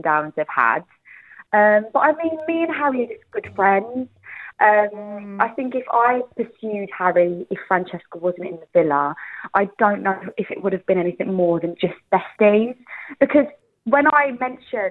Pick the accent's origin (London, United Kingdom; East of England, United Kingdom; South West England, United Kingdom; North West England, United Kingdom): East of England, United Kingdom; Essex; I'm just an Essex girl from the block